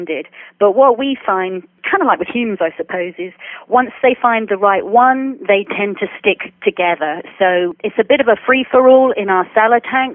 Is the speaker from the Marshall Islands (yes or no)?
no; United Kingdom; moved away as an adult; now in Tampa, United States; I'm from the United Kingdom